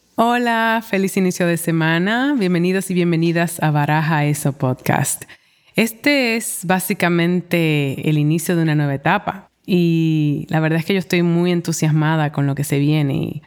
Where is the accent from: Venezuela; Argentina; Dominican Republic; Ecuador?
Dominican Republic; also born or lived in New York; now in Santo Domingo, Dominican Republic; ahora estoy de vuelta en Santo Domingo y tengo que lidiar con mi país de origen